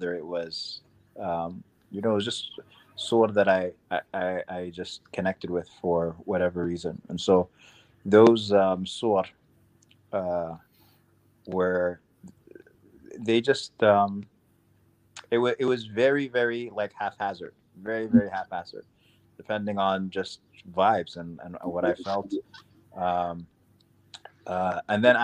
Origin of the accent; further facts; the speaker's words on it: New York City, New York, United States; also born or lived in Sudan; I grew up in Queens, New York